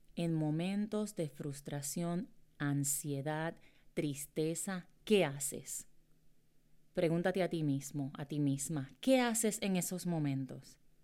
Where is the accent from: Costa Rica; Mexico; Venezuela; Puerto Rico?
Puerto Rico; Morovis; yo soy de Morovis, Puerto Rico, ¿verdad? De un pueblo eh, en Puerto Rico y es el campo.